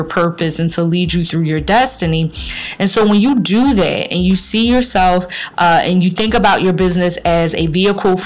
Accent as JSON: {"language": "English", "town": "Philadelphia", "region": "Pennsylvania", "country": "United States", "tie": "born or raised there", "said": "my city, my hometown of Philadelphia"}